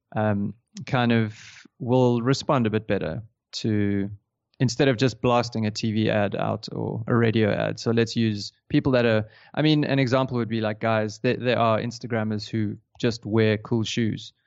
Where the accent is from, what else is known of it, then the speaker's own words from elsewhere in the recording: Johannesburg, Gauteng, South Africa; moved away as an adult; now in Cape Town, South Africa; I grew up in Johannesburg